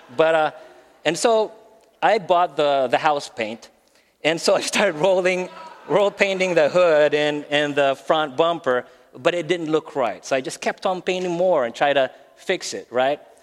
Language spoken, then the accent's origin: English; Philippines; English is a second language; moved away as an adult; also born or lived in Maryland, United States; now in Phoenix, United States; we're originally from the Philippines. We've been in the States for about 12 years now.